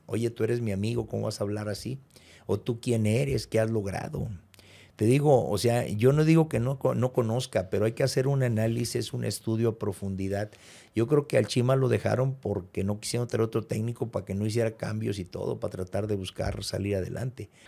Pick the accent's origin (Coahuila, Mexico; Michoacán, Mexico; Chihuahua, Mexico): Michoacán, Mexico; Morelia; moved away as an adult; also born or lived in Cuernavaca; now in Monterrey, Mexico; Yo vengo de, yo soy de Morelia, Michoacán